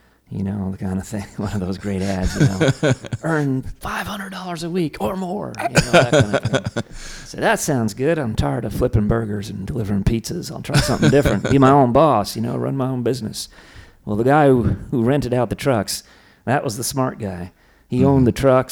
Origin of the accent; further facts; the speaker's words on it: Maine, United States; moved away as an adult; also born or lived in Washington, D.C. / Northern Virginia / Portland, Maine; now in Austin, Texas, United States; then moved up to Maine and kind of grew up in Maine until through college and moved to Austin about 21 years ago.